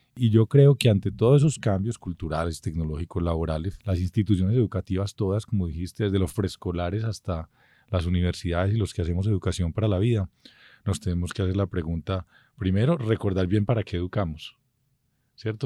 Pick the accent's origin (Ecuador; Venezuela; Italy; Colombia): Colombia; somos un país que es un arco de culturas